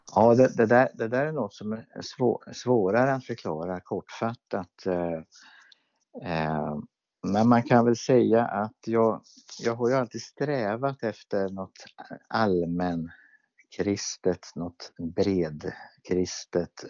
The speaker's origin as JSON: {"language": "Swedish", "town": "Örebro", "region": "Örebro County", "country": "Sweden", "tie": "born or raised there", "said": "jag växte upp i Pingstkyrkan i Örebro"}